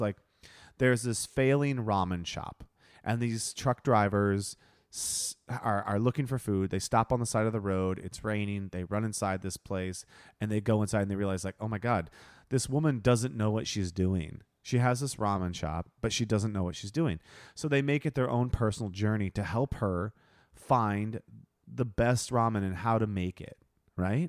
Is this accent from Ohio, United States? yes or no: yes; Ohio, United States; moved away; I'm from Ohio.